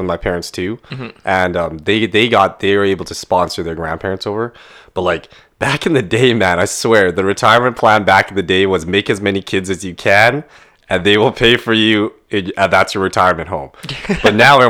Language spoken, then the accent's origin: English; Canada; I love being Vietnamese, but like Canada's still my home